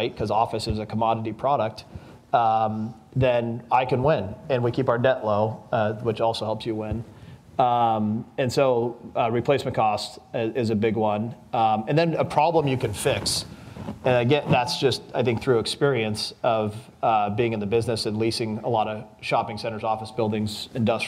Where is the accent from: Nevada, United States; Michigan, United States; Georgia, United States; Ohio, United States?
Nevada, United States; Las Vegas; I was born and raised in Las Vegas and grew up in the brokerage business here.